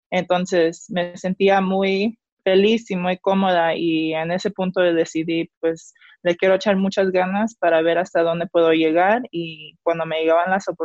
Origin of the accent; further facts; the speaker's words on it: Mexico; porque yo soy representante de México. Yo llego a estos países y a lo mejor nunca ha habido una mexicana jugando en esas ligas.